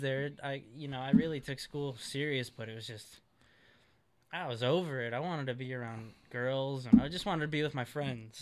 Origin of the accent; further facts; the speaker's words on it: Chicago, Illinois, United States; now in California, United States; I'm from Chicago, Illinois